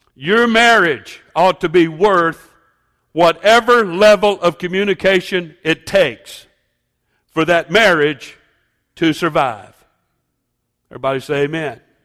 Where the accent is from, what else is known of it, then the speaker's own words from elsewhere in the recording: United States; I am an American.